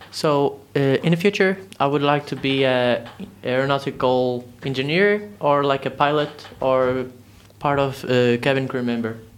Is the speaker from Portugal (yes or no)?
yes; Portugal; English is a second language; I'm from Portugal, and I'm 15 years old.